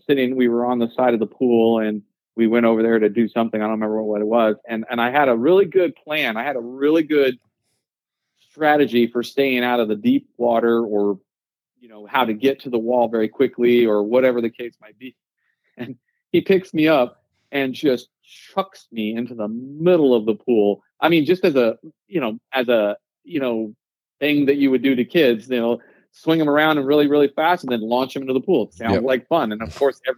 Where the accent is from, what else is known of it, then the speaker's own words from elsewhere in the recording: Central Texas, United States; I was born and raised here in Central Texas